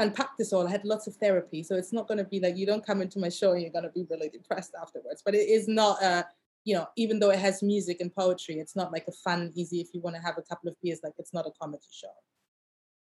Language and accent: English; Germany; moved away as an adult; also born or lived in Asia; now in London, United Kingdom; I grew up in Germany and I was like the only black girl in my neighborhood.